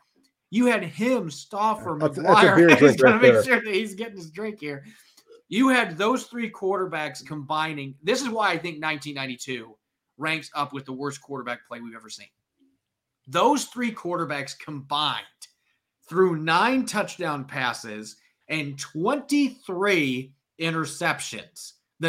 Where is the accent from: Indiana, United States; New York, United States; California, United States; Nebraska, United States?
Indiana, United States; I grew up in Indiana.